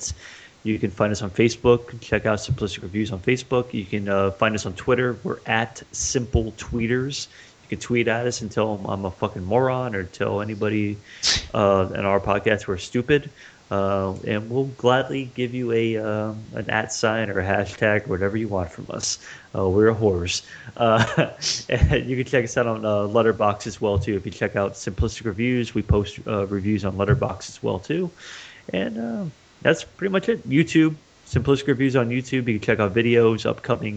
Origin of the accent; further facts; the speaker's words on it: United States; me as an American